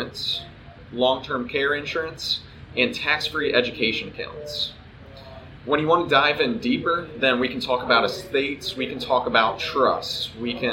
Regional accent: Havre de Grace, Maryland, United States; moved away as an adult; also born or lived in Midwest; I was born and raised in Havre de Grace

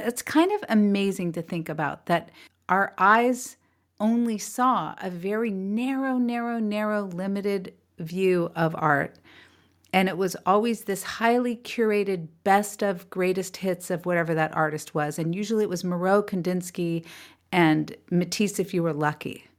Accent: California, United States; also born or lived in New York; We raised in California

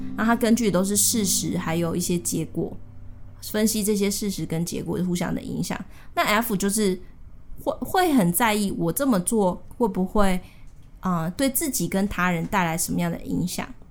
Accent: Tainan, Taiwan; 我是台南人

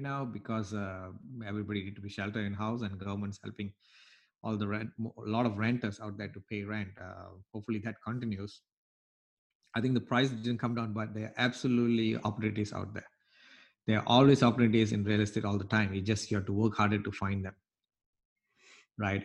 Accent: Malaysia; now in United States; I came from Malaysia, Southeast Asia, where I've gone through different school systems

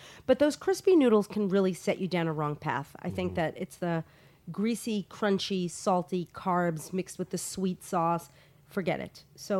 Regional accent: New York, United States; I love Chinese food. I grew up in New York, and every single Sunday, like clockwork

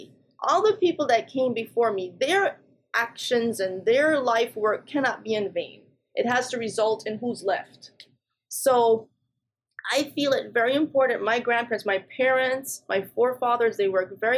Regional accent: Jamaica; moved away; also born or lived in England / New Jersey, United States; I was born in England, but grew up in Jamaica and also New Jersey. And so when I was in Jamaica, I grew up on a farm

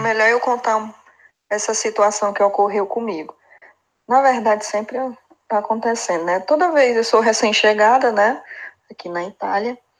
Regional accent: Fortaleza, Ceará, Brazil; moved away as an adult; now in Italy; sou lá de Fortaleza, lá do Ceará

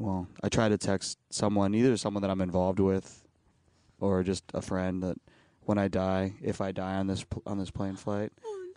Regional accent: Texas, United States; now in Los Angeles, United States; So, I mean, I'm from Texas. I call myself a Texan. But we moved every 3 years.

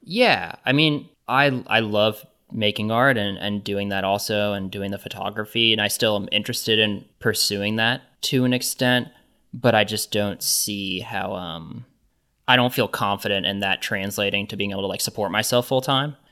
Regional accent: Johnson County, Kansas, United States; I grew up in Johnson County, which is in Kansas.

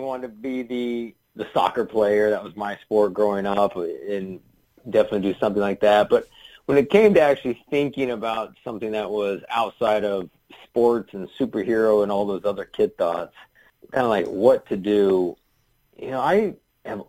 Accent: Kansas City, United States; I grew up in Kansas City

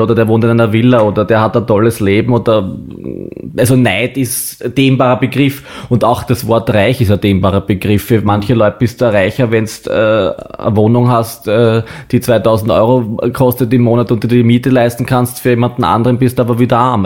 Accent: Baden, Lower Austria, Austria; in meiner Heimatstadt in Baden

